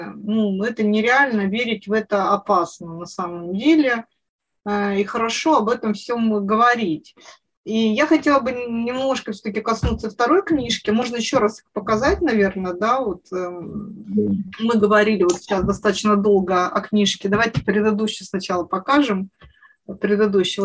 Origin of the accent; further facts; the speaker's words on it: Siberia, Russia; я провела детство в Сибири